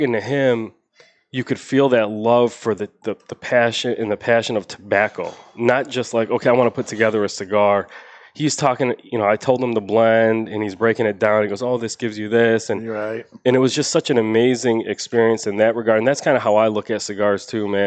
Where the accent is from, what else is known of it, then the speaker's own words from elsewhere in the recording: Chicago, Illinois, United States; moved away as an adult; also born or lived in Tulsa, Oklahoma; I'm originally from Chicago